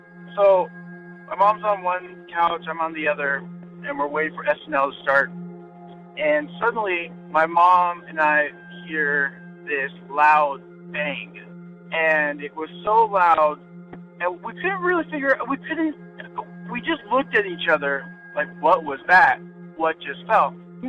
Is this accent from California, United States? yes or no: yes; California, United States; I'm calling from Orange County, California. And in my hometown, one of the scariest places is called Black Star Canyon.